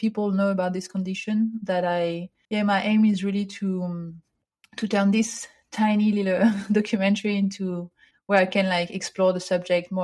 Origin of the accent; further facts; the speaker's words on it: near Paris, Île-de-France, France; moved away as an adult; now in Vancouver, Canada; Yes, so I grew up near Paris in France. And I now live in Vancouver